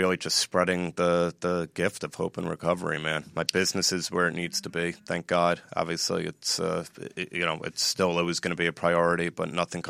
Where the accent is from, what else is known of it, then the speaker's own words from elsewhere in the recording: New Jersey, United States; I'm from New Jersey and the U.S.